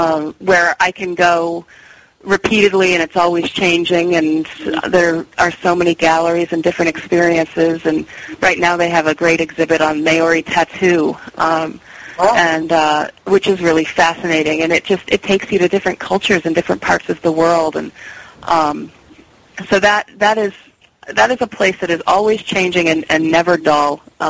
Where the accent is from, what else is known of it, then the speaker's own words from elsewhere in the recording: New York, United States; now in Salem, United States; I'm not from here originally. I am originally from New York.